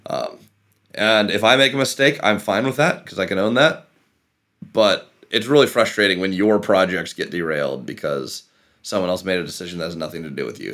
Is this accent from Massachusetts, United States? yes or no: no; Issaquah, Washington, United States; where I grew up in Issaquah